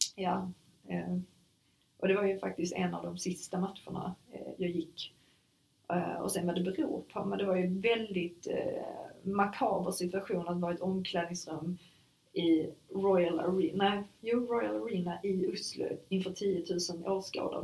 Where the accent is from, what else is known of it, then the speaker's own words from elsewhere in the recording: Sweden; also born or lived in Germany; jag var enda svensk